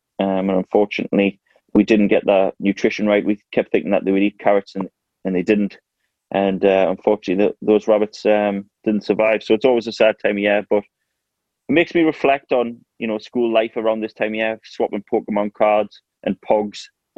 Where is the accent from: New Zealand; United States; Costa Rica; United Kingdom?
United Kingdom; North East England; in my hometown and stuff, no one really bothers me or anything like that. I think it's, or in the northeast in general, obviously, it's a massive football place up here